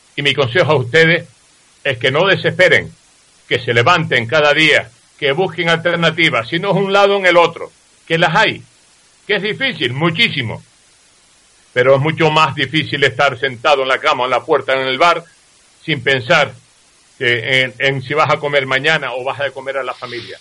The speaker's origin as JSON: {"language": "Spanish", "town": "Tazacorte", "region": "Canary Islands", "country": "Spain", "said": "Ese es mi pueblo."}